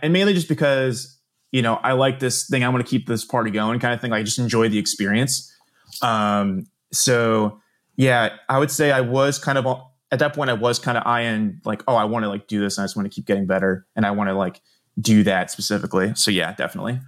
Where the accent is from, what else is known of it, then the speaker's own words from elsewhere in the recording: Doylestown, Pennsylvania, United States; I am, was originally from the northern burbs in a, eh, of Philly in a town called Doylestown